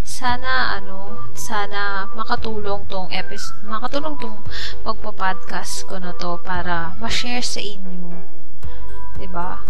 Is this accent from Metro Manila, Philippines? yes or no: yes; Manila, Metro Manila, Philippines; now in Mindanao, Philippines; Manilenya ako, guys. Manilenya. Mga 4 or 5, turning 5 years pa lang ako dito sa Mindanao. Lumipat kami ng family ko.